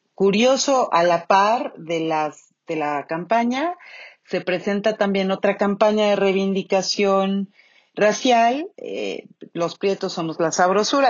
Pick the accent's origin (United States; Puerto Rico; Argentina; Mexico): Mexico; el 15 de septiembre todos gritamos viva México y tomamos tequila